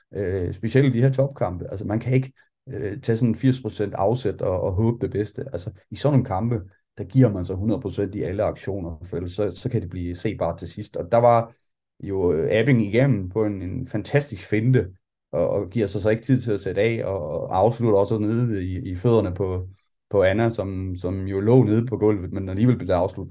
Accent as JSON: {"language": "Danish", "country": "Denmark", "said": "vi kommer fra Danmark"}